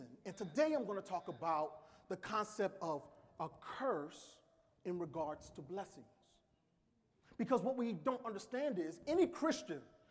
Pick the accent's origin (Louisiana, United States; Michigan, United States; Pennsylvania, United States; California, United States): Louisiana, United States; New Orleans; I am from New Orleans.